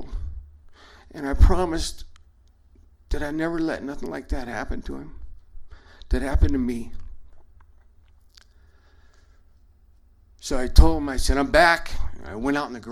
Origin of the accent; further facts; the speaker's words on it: Durango, Colorado, United States; moved away; I was raised in Durango, and I left and came back